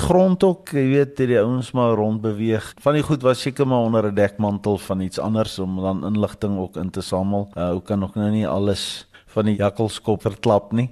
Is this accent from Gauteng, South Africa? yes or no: no; Potchefstroom, North West, South Africa; ek is daarom in die dorp gebore.